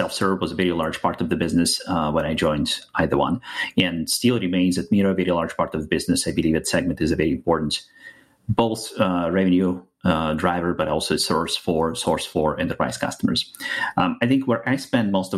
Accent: Russia; English is a second language; moved away as an adult; now in United States; As you can hear from my accent, I'm from outside of the US, moved to the US about 10 years ago. Before that, was born and raised in Russia

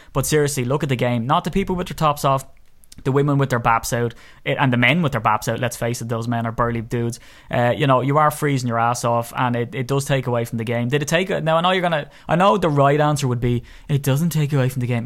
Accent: Ireland; I'm Irish

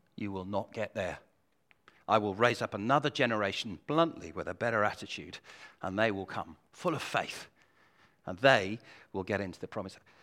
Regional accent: United Kingdom; we're British

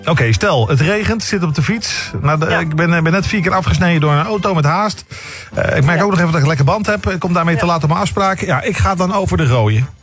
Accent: Amsterdam, North Holland, Netherlands; ik ben opgegroeid in de Amsterdamse Zandbak

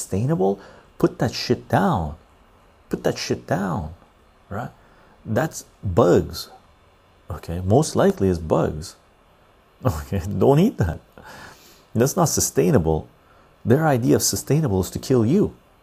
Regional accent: Canada; as a Canadian

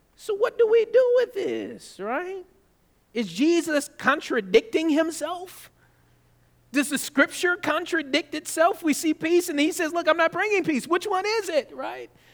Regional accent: California, United States; moved away; also born or lived in Georgia; I'm, I was raised in California

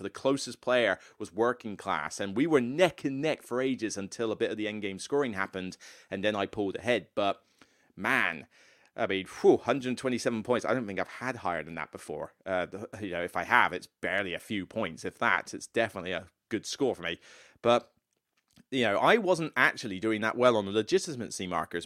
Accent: Taunton, South West England, United Kingdom; moved away; Taunton, where I grew up. my hometown

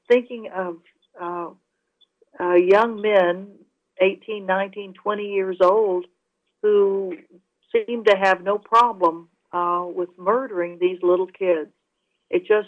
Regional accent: United States; us as American citizens

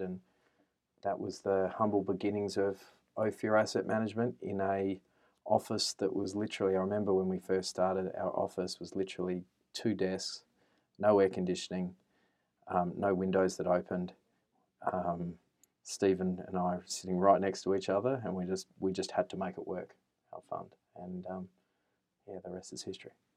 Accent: Adelaide, South Australia, Australia; moved away; also born or lived in Canberra; I am a boy from Adelaide, uh, grew up in the suburbs of Adelaide.

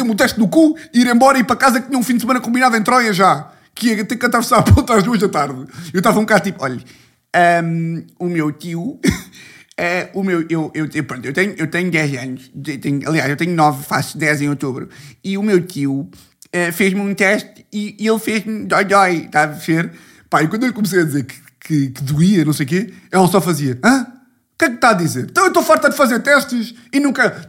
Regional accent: Ribatejo, Portugal; Calma que eu sou do Ribatejo, caralho. Estou aqui louco de sotaques.

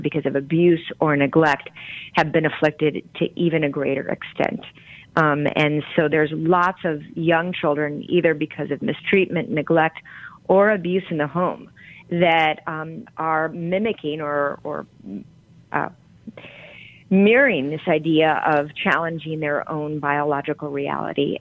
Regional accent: Grand Rapids, Michigan, United States; where I grew up in Grand Rapids, Michigan

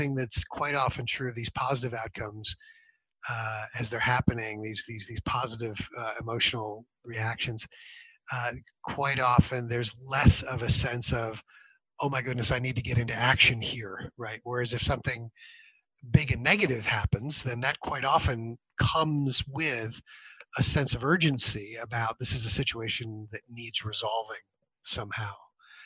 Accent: United States; moved away; I grew up in the States

